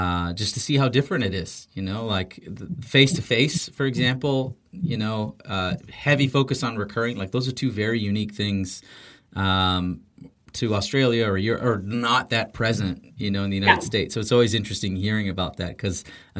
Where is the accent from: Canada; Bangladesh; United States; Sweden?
Canada; being Canadian